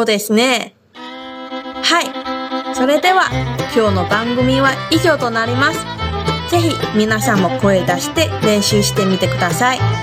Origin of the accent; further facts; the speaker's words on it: Taiwan; now in Okinawa, Japan; 私は台湾出身で中国語担当の